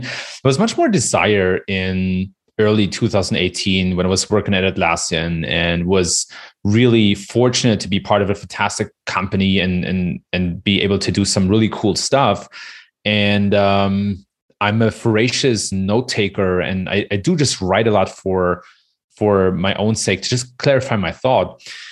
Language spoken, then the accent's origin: English; Germany; I was born and raised in Germany